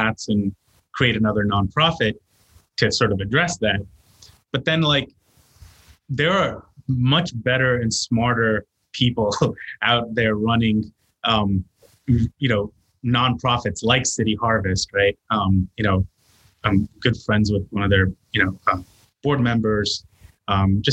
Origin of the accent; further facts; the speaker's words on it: New York City, New York, United States; also born or lived in India; growing up in New York City